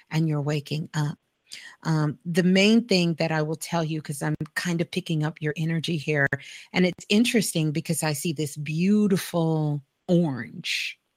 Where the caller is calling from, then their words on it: Cleveland, Ohio, United States; I'm calling from Cleveland